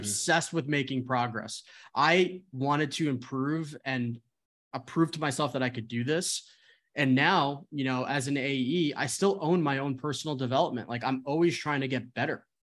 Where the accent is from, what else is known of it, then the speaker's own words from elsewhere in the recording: New Jersey, United States; moved away as an adult; also born or lived in Arizona / San Francisco; I am originally from New Jersey, went to school in Arizona